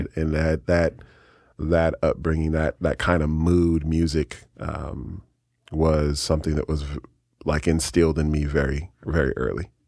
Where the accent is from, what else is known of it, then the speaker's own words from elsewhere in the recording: San Francisco, California, United States; now in Keizer, United States; I grew up in San Francisco, California